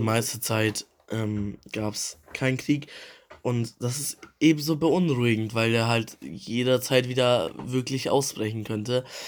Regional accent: Germany; wir als Deutsche

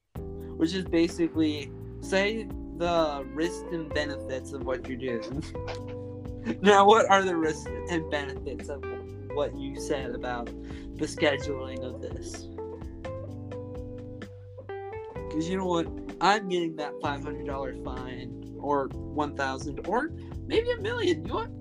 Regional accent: Alaska, United States; We're also from Alaska.

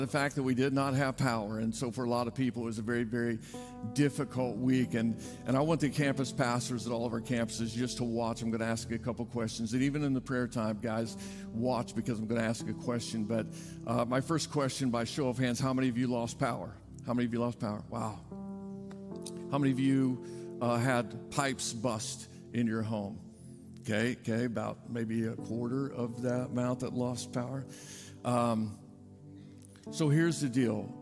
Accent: Indiana, United States; moved away; I grew up in Indiana

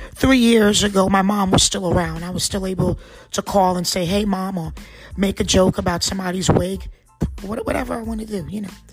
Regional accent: New Jersey, United States; also born or lived in Trinidad; spent most of my life in New Jersey

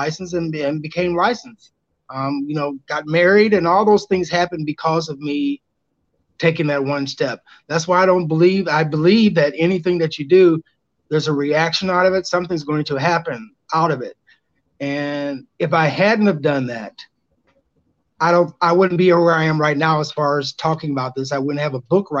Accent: Peoria, Illinois, United States; my hometown of Peoria, Illinois

